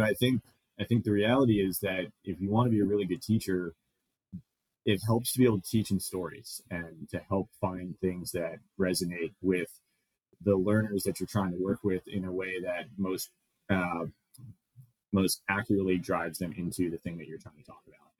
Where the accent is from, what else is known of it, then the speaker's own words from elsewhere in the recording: Los Angeles, California, United States; moved away as an adult; now in Grand Forks, United States; I grew up, like I mentioned, I grew up in Los Angeles